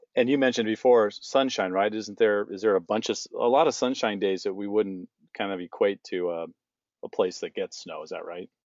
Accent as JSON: {"language": "English", "town": "San Diego", "region": "California", "country": "United States", "tie": "born or raised there", "moved": "yes", "lives_now": "Phoenix, United States", "said": "where I grew up in San Diego"}